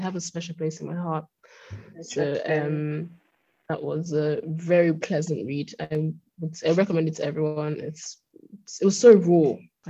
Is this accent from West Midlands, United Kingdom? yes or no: no; London, United Kingdom; moved away; also born or lived in Berlin / Lisbon / Oxford; I'm just always like, I'm from London, because I have come from London.